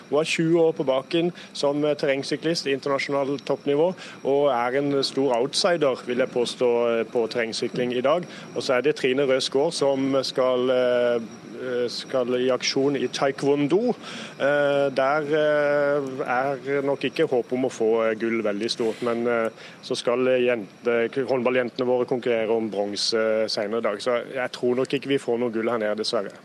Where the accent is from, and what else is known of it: Norway